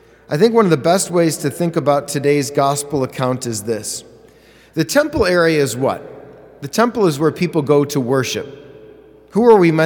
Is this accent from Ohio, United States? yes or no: yes; Parma, Ohio, United States; also born or lived in Cleveland, Ohio; I'm from Parma.